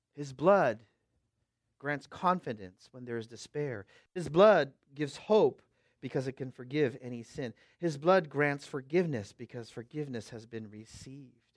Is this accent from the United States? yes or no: yes; Bay Area, West Coast, United States; I'm from the West Coast